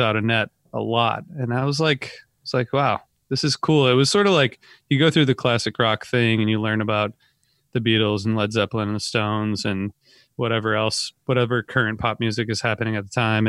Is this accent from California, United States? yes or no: no; Northern Ohio, United States; I'm from Northern Ohio